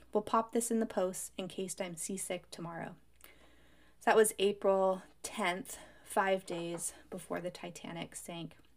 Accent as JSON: {"language": "English", "country": "United States", "said": "I come from Lake Tahoe, which has really deep cold water as well"}